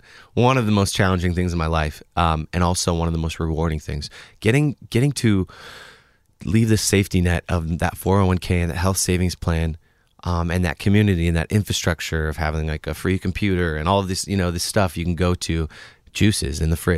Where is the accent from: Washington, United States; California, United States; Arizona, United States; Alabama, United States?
Washington, United States; Bellingham; Even Bellingham was like, since I grew up outside of Bellingham, was kind of a bigger place.